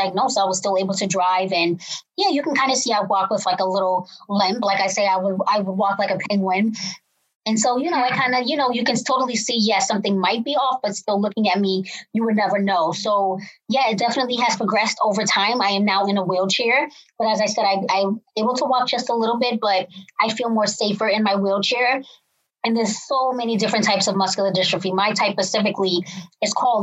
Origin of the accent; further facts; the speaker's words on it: Cambridge, Massachusetts, United States; I am from Cambridge, Massachusetts